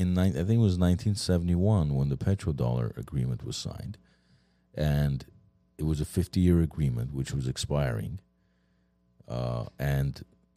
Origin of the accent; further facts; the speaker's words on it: United States; as an American